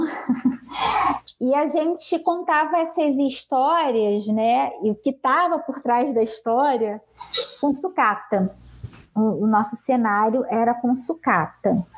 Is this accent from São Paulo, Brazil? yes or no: no; Angra dos Reis, Rio de Janeiro, Brazil; moved away as an adult; now in Rio de Janeiro, Brazil; eu nasci aqui, mas na verdade fui criada em Angra dos Reis, então sou de Angra dos Reis, morei minha vida toda lá. Retornei para o Rio há cerca de quatro anos